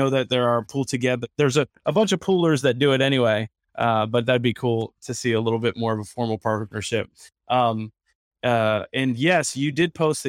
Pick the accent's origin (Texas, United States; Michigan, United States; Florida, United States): Florida, United States; West Palm Beach; that's my hometown, baby. West Palm Beach.